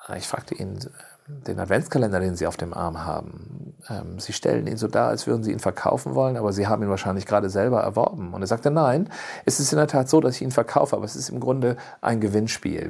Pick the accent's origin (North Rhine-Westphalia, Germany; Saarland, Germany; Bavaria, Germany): North Rhine-Westphalia, Germany; Cologne; moved away; also born or lived in rural area (unspecified); ich bin ja in Köln geboren und, und wenn ich auch auf dem Land groß, ländlicher groß geworden bin